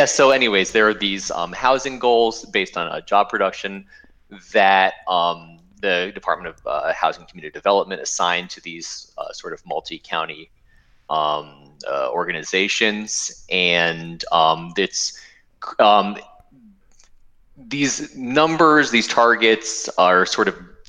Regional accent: East Bay, California, United States; I'm from the East Bay originally

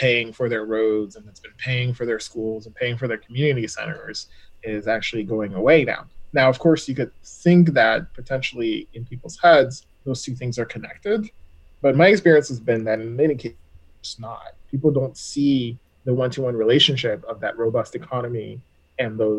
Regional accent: Texas, United States; Texas is going to do, my home state

